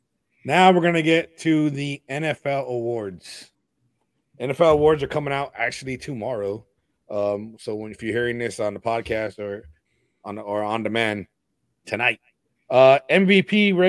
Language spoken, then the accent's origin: English; Los Angeles, California, United States; now in Florida, United States; from L.A.